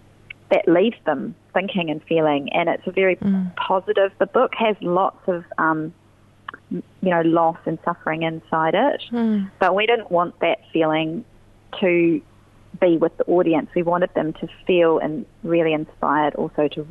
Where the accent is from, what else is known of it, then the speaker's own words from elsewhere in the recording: Christchurch, Canterbury, New Zealand; I'm from Christchurch, and I mostly have my work in other cities